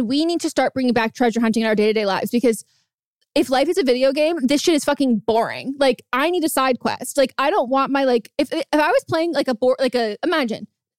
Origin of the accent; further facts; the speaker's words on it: Northern California, United States; So I grew up in California, NorCal